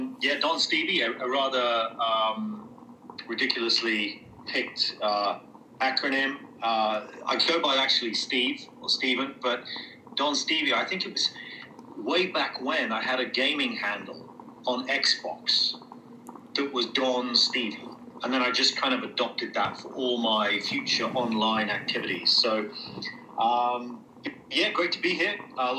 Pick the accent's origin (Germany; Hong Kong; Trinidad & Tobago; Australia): Germany; born there; So I was actually born in Germany, and I spent... sort of the formative years in and around various public schools